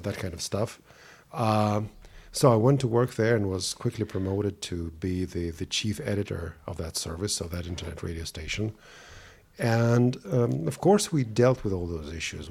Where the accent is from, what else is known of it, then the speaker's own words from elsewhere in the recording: Saint Petersburg, Russia; English is a second language; now in Germany; I was born in Leningrad, which is now St. Petersburg, Russia, and back in 1969